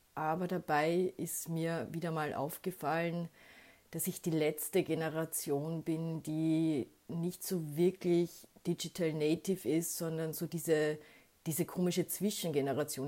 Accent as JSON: {"language": "German", "country": "Austria", "said": "ich bin als Österreicherin"}